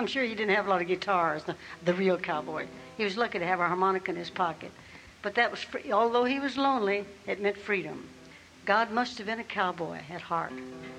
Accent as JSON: {"language": "English", "region": "Southern US", "country": "United States", "accent": "Southern", "said": "I thought I'd lost my Southern accent, but I sure had it on that record."}